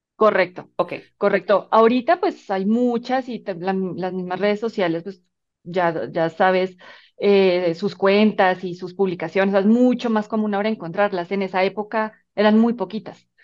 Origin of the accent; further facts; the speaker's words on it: Colombia; moved away as an adult; now in Mexico; soy colombiana, Em, llevo ya varios años viviendo